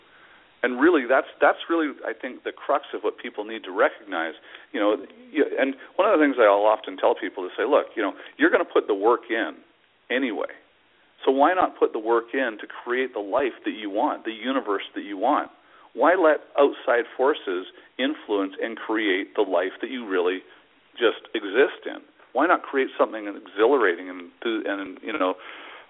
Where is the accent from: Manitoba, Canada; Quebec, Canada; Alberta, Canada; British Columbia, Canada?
British Columbia, Canada; Vancouver; I'm from Vancouver, Canada